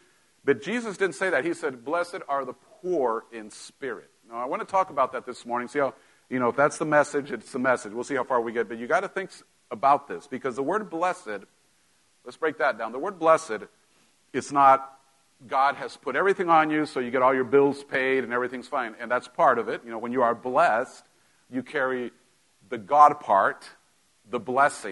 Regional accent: Mexico; moved away; growing up in Mexico, we, you know, my parents weren't broke, but we didn't have, you know, you didn't just go buy stuff like up here

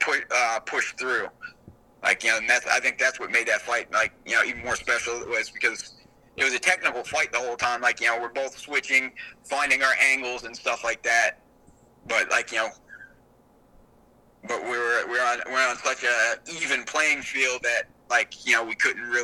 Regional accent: South Carolina, United States; my home state of South Carolina

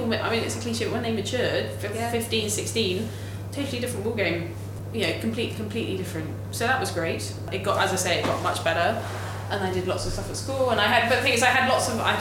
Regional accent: London, United Kingdom; I grew up in South London, Crystal Palace

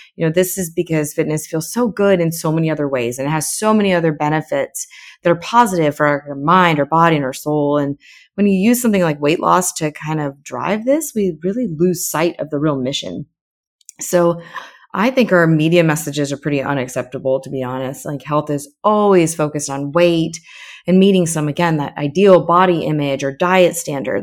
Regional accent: Florida, United States; moved away as an adult; also born or lived in Saint Martin / New York / Baltimore / Texas; I'm originally from Florida

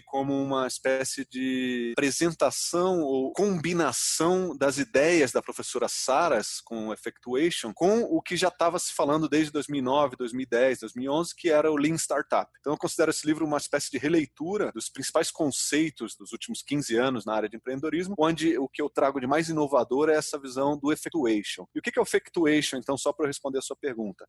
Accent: Rio de Janeiro, Brazil; eu sou carioca

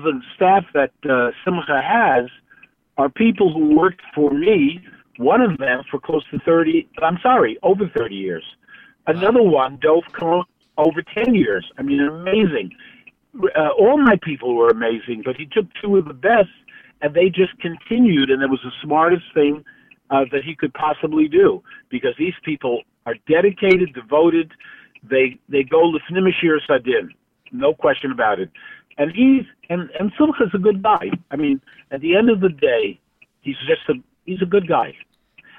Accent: New York City, New York, United States; growing up in Williamsburg

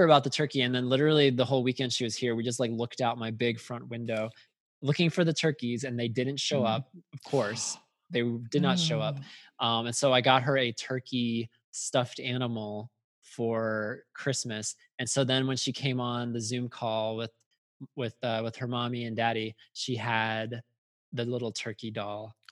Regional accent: United States; I'm an American

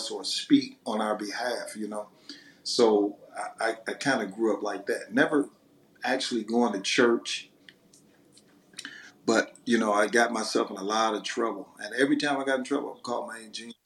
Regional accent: Detroit, Michigan, United States; I'm from Detroit, Michigan

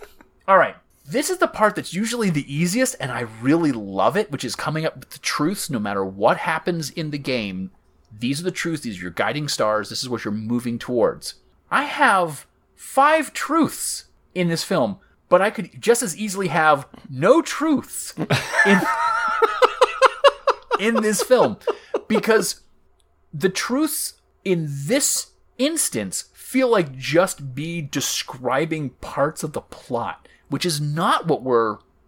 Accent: Myrtle Beach, South Carolina, United States; Like, I grew up in Myrtle Beach, South Carolina, where it was either a putt-putt golf course, a beachware store, a water boggin, a church

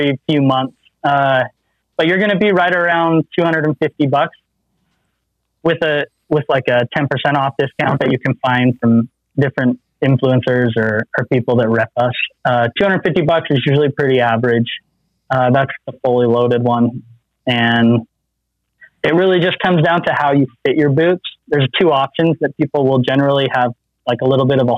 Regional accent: Utah, United States; I'm from Utah

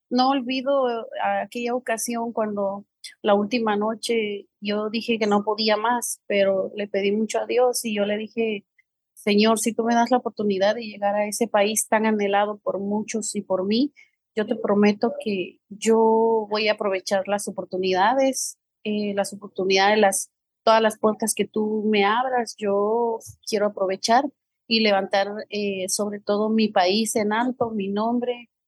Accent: San Francisco El Alto, Totonicapán, Guatemala; moved away as an adult; now in New York, United States; pues yo vengo de San Francisco el Alto, del departamento de Totonicapán. Yo nací allá, yo vine a Estados Unidos hace aproximadamente 14 años como muchas personas, con sueños, con metas, anhelos.

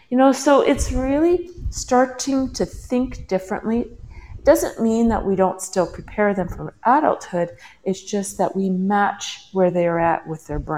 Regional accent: British Columbia, Canada; now in Mexico; I'm in Mexico right now, but I, am uh, from British Columbia

